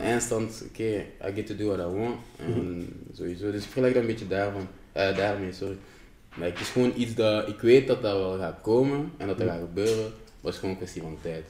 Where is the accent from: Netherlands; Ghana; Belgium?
Ghana; ik ben van Ghana